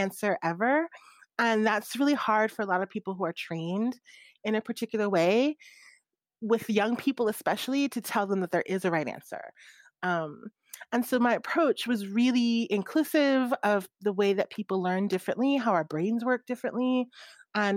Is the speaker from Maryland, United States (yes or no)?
yes; Maryland, United States; I grew up in Maryland